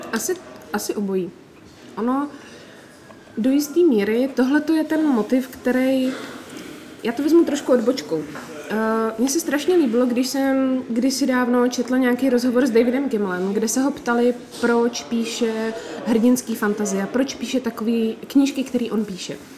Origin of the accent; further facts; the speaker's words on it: Czechia; my jsme z Česka